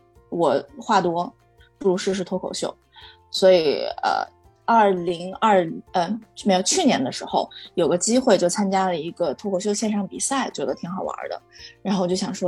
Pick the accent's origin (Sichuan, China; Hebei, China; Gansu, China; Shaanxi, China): Shaanxi, China; 然后我是个陕西人，喜欢吃拉面，就很很很草率的定了一个官方用名。